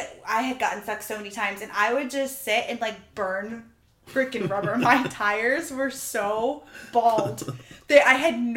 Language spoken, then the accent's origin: English; Florida, United States; But can we remind you, we're from Florida. Like, yeah. This was all new to us. I had never driven in snow in my entire life.